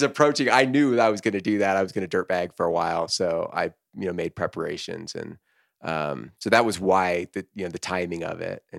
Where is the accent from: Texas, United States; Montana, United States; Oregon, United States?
Oregon, United States; Corvallis; Yeah. I'm from Corvallis, Oregon.